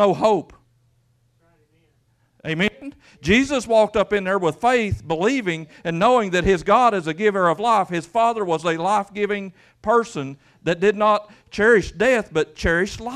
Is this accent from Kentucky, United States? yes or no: yes; Quincy, Kentucky, United States; moved away as an adult; also born or lived in Middlesboro, Kentucky; I grew up in Brary, up in Quincy. There ain't 200 people in the whole holler.